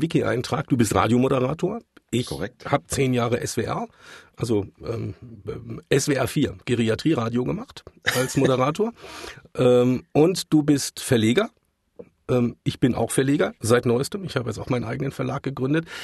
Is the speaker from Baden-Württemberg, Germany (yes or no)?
yes; Mannheim, Baden-Württemberg, Germany; ich bin tatsächlich gebürtiger Mannheimer